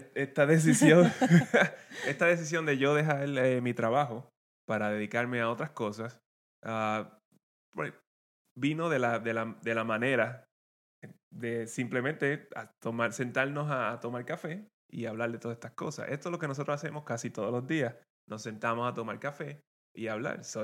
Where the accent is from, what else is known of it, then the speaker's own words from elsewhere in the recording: Guayanilla, Puerto Rico; moved away as an adult; now in Maryland, United States; venimos del mismo pueblo, venimos de Guayanilla y de, Puerto Rico